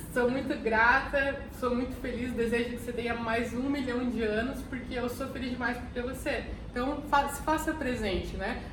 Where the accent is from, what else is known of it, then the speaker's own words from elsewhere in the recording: Curitiba, Paraná, Brazil; Eu sou de Curitiba